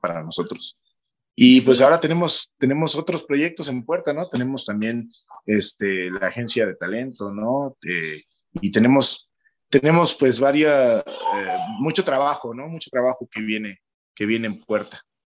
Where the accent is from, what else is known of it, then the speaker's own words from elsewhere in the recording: Chacaltianguis, Veracruz, Mexico; el pueblo donde filmamos Hierbamala es, es la zona de donde yo soy originario